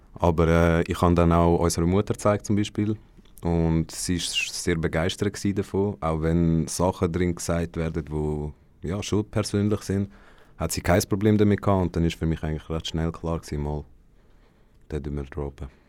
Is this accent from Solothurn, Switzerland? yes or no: no; Mellingen, Aargau, Switzerland; ich bin auch von Mellingen